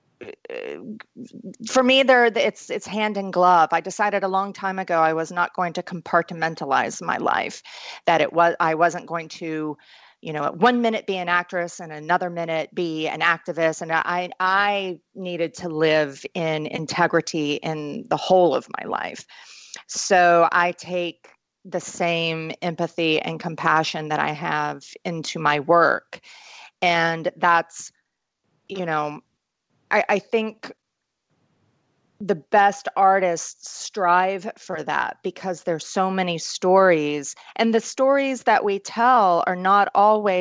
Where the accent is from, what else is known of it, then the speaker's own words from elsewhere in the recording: East Tennessee, United States; I grew up in East Tennessee, where we are known as the volunteer state